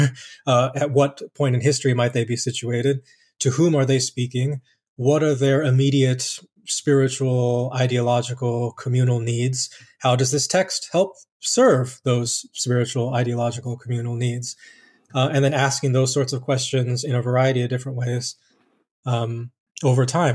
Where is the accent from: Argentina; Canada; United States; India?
United States; Colorado Springs, Colorado; I did most of my growing up in Colorado Springs, Colorado